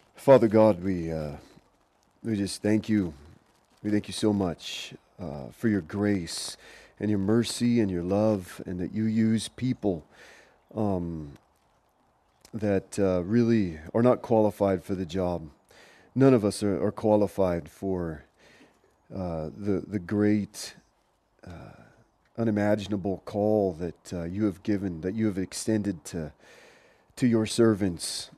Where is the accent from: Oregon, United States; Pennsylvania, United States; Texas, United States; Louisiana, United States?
Oregon, United States; Portland; moved away; I grew up in Portland, Oregon